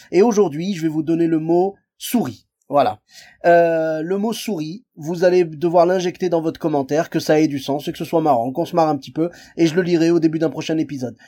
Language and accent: French; Lyon, Auvergne-Rhône-Alpes, France; je suis originaire de Lyon